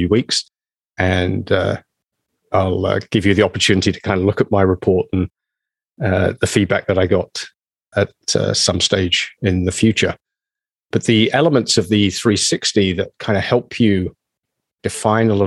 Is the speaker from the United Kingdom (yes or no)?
yes; England, United Kingdom; moved away as an adult; now in Canada; I consider Canada as much home as my home country, England.